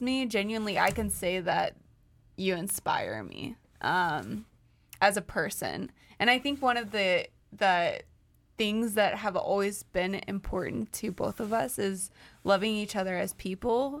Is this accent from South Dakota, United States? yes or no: no; St. Louis, Missouri, United States; moved away as an adult; now in Chicago, United States; we're from St. Louis.